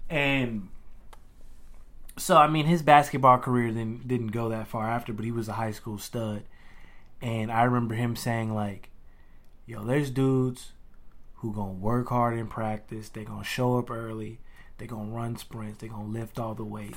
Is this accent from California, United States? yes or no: no; Louisiana, United States; as a kid from Louisiana, like, growing up in the South